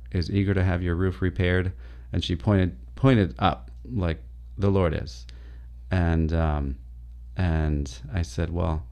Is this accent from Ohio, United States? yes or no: no; Ypsilanti, Michigan, United States; moved away as an adult; also born or lived in Bronx, New York / Honduras; now in Flint, United States; I was born in Ypsilanti